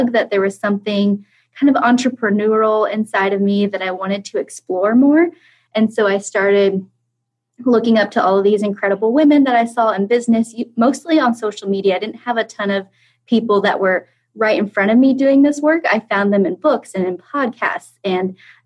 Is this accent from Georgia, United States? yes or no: no; Kansas, United States; also born or lived in London, England; So I am from Kansas. I actually live in the center of the center state in the United States. I grew up going to school here, going to college here